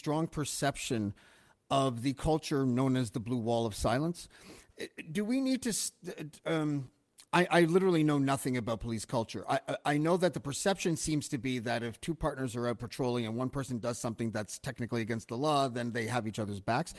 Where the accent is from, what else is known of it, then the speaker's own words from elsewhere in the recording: Toronto, Ontario, Canada; I'm from Toronto